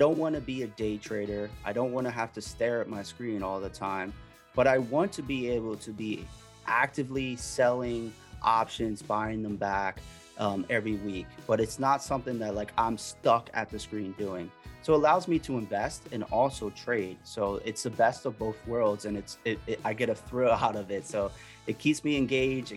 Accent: Miami, Florida, United States; now in Philadelphia area, United States; I'm originally from Miami.

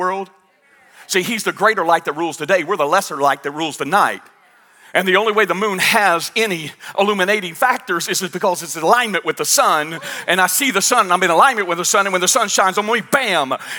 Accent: United States; I'm from Stewart County

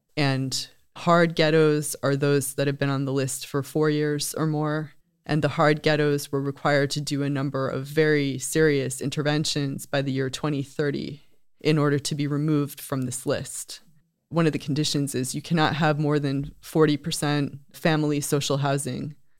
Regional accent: United States; now in Sweden; As an American coming to Sweden

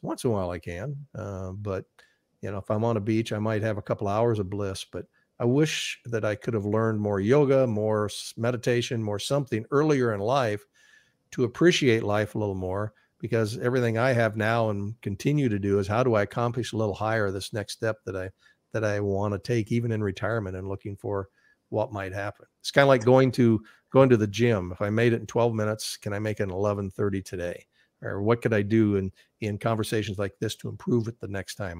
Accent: Iowa, United States; doing a live show from my hometown via satellite, and no one had ever done a satellite uplink from our ho-, little state in Iowa

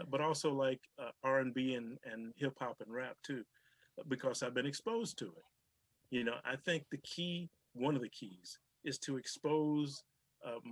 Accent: Georgia, United States; I, I grew up in Georgia and uh, used to go down there every summer to visit my grandparents.

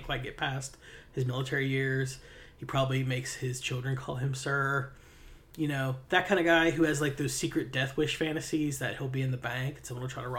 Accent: Payton City, West Virginia, United States; my hometown... of Payton City, West Virginia, which is small

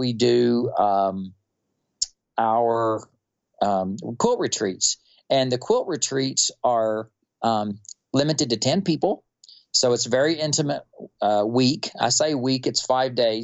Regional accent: Wichita Falls, Texas, United States; I was born and raised in North Texas. I was born in Wichita Falls

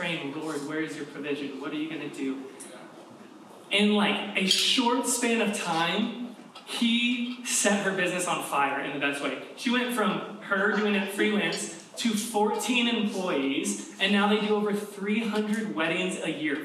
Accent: Kentucky, United States; accent: southern; moved away; I'm from Kentucky. My southern accent comes out a little bit more when I'm home.

